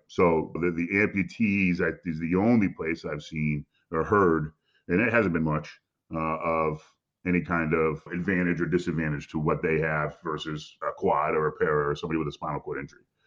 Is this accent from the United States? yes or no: yes; Connecticut, United States; I'm from Connecticut, about two and a half hours